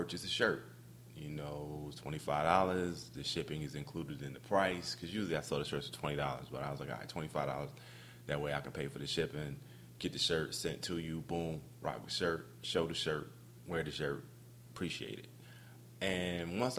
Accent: Camden, New Jersey, United States; I'm from Camden, New Jersey, and you know, we didn't have a lot. I mean, we didn't have a lot growing up

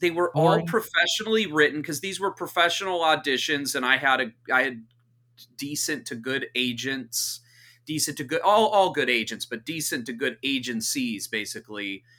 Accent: Santa Cruz, California, United States; also born or lived in Orange County / Los Angeles; I was born in the Bay Area. So part of our, born in Santa Cruz. So we were raised half Santa Cruz, half in Southern California. So in and around Orange County, LA.

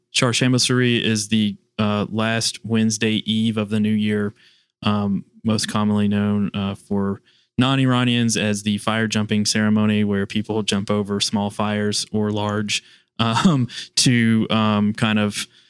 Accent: Kentucky, United States; now in Washington, D.C., United States; born and raised in the heart of Kentucky's bourbon country. Growing up in my rural Kentucky hometown

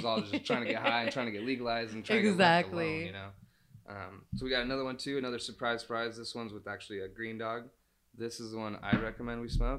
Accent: California, United States; And because we are from NorCal, we have a lot more ties

